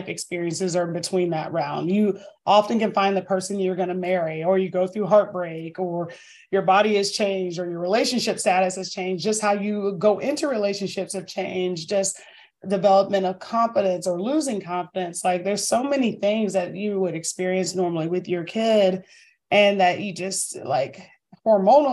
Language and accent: English; Northern Virginia, United States; now in Greenville, United States; I'm from Northern Virginia